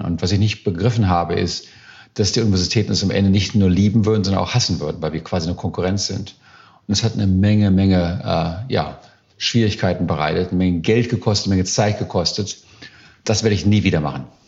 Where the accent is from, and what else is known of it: Germany; also born or lived in Silicon Valley, United States; now in United States